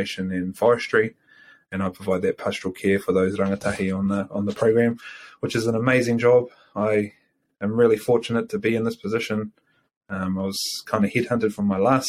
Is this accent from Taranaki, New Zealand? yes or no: yes; Waitara, Taranaki, New Zealand; also born or lived in New Plymouth; I come from the great, great Waitara. Born and raised here.